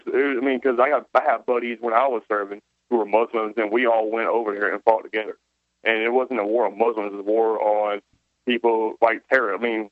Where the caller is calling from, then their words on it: South Carolina, United States; South Carolina